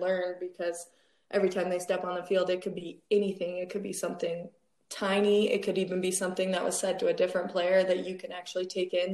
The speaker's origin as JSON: {"language": "English", "town": "Wheat Ridge", "region": "Colorado", "country": "United States", "tie": "born or raised there", "said": "I grew up in Wheat Ridge, Colorado"}